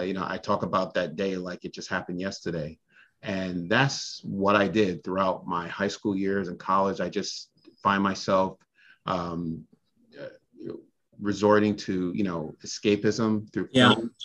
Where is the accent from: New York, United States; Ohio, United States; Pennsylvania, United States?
New York, United States; New York City; moved away as an adult; also born or lived in Barbados; I lived in Brooklyn from the time I was 1 year old until I moved away to college